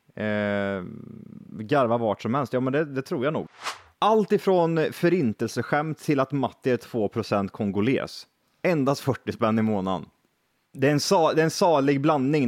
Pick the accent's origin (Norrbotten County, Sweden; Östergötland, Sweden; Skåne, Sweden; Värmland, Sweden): Värmland, Sweden; Vi är bönder, vi är från Värmland